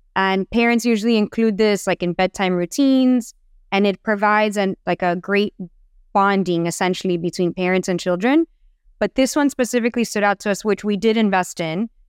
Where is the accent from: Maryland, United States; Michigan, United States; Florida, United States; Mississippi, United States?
Florida, United States; Miami; I'm born and raised in Miami